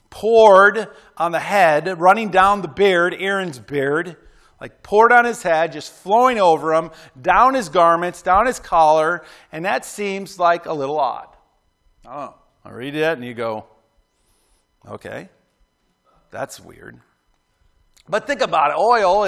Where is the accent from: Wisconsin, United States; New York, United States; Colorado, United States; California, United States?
New York, United States; Clarence; Like I remember growing up in Clarence, New York